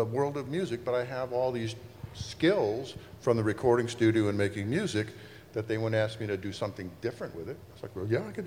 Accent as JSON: {"language": "English", "town": "Cleveland", "region": "Ohio", "country": "United States", "moved": "yes", "said": "I'm from Cleveland"}